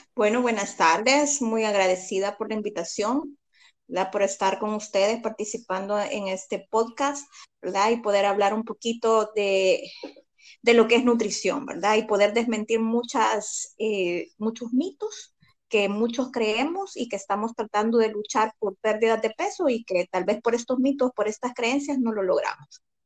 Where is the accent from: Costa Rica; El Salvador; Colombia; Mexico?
El Salvador; Como salvadoreños comemos muy mal.